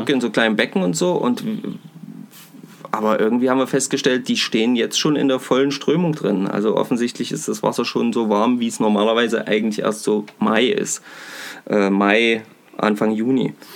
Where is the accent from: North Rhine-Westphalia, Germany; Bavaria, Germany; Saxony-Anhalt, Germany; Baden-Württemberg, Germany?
Saxony-Anhalt, Germany; Bad Kösen; Bei uns in Kösen